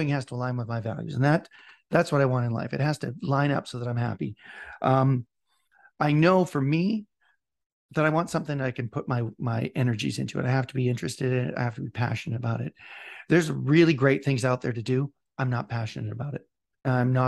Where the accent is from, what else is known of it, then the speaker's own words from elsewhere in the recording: Scotland, United Kingdom; I'm Scottish.